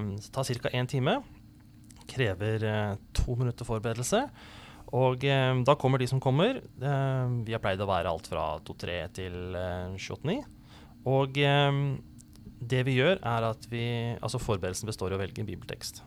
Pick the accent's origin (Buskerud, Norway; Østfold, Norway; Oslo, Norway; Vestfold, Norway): Oslo, Norway; also born or lived in Grimstad; now in Kristiansand, Norway; jeg er um, opprinnelig fra Oslo, og så har jeg blitt en litt sånn adoptiv eh, sørlending. Bodd lenge her i Kristiansand og i, i Grimstad